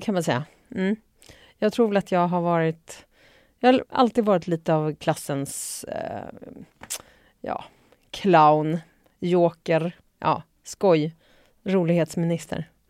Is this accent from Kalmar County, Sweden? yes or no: no; Uppsala, Uppsala County, Sweden; Jag kommer från eh, mitt i stan, eh, Luthagen. Eh, född och uppvuxen där